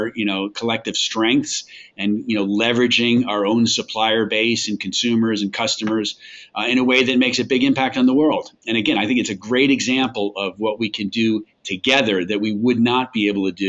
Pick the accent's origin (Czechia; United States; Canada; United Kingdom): United States; New York; accent: New York; I'm originally from New York, and so lost the New York accent a long time ago.